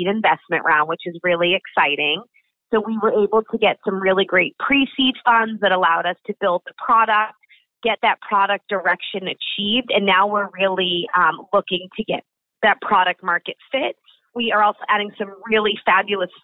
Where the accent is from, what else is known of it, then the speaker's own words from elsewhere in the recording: Boston, Massachusetts, United States; also born or lived in New York City; I'm born in New York City, raised in Boston